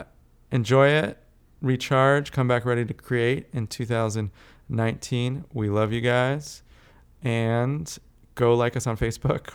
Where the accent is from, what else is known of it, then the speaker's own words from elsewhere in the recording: California, United States; also born or lived in South Africa / Texas; Largely grew up in California